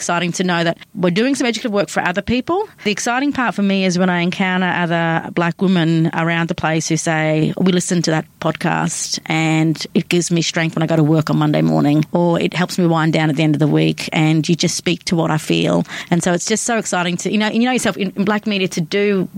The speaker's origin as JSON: {"language": "English", "town": "Brisbane", "region": "Queensland", "country": "Australia", "tie": "born or raised there", "said": "born and raised in Brisbane, or Meanjin as we call it, and home for me is out of western suburb of Inala in Brisbane"}